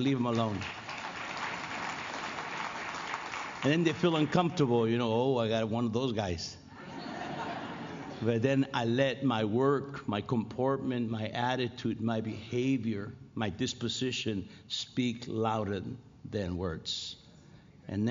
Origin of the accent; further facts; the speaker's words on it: Los Angeles, California, United States; I'm from L.A.